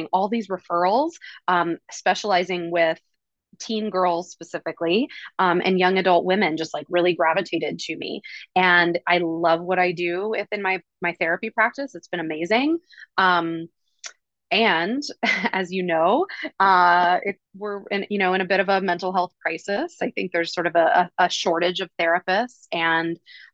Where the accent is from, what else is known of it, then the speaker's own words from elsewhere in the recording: East Coast, United States; moved away as an adult; also born or lived in Hawaii; now in Oahu, United States; I am originally from the East Coast. I moved out to Hawaii when I was 23